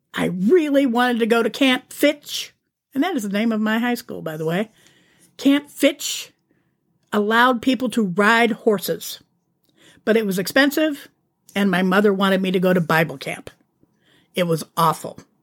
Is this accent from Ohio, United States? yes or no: yes; Youngstown, Ohio, United States; moved away; my hometown. Well, outside my suburb, but in the greater area of Youngstown, which is where I'm from